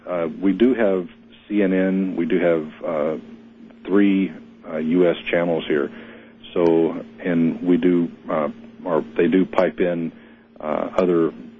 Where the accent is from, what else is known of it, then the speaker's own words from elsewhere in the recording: United States; now in Philippines; since I'm an American, a lot of my Filipino friends have been calling me for updates.